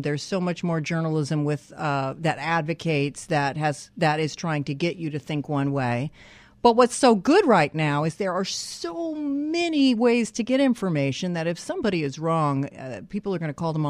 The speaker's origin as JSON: {"language": "English", "town": "Canyon Country", "region": "California", "country": "United States", "said": "Canyon Country."}